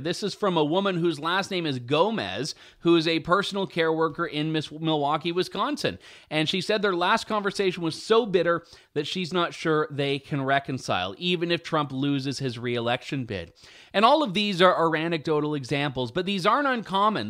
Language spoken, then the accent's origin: English; London, Ontario, Canada; my hometown